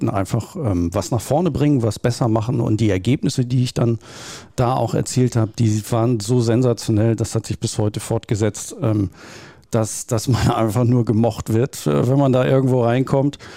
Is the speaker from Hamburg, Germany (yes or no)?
yes; Hamburg, Germany; ich bin typischer Norddeutscher, äh, Großraum Hamburg, äh, da aufgewachsen.